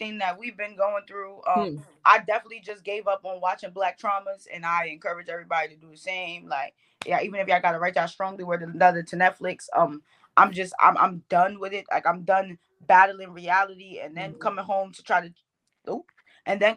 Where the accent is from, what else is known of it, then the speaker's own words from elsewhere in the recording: New York, United States; accent: Bronx; I'm from New York. If y'all don't hear all the Bronx in my accent